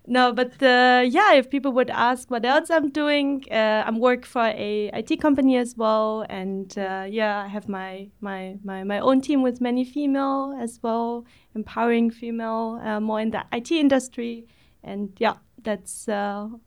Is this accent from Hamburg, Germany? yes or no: no; Berlin, Germany; So I normally say, hey … I'm from Berlin and that's uh, probably what I would start at the party.